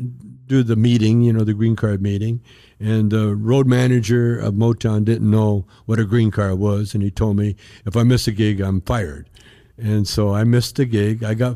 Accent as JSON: {"language": "English", "country": "Canada", "moved": "as an adult", "lives_now": "United States", "said": "I'm Canadian. I got deported from the States to Windsor, Ontario."}